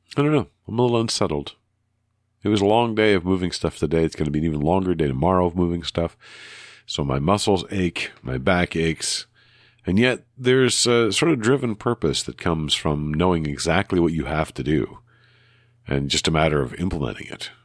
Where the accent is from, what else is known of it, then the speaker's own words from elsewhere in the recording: Canada; in the Canadian way, using all the U's and some of the Re's that we're so used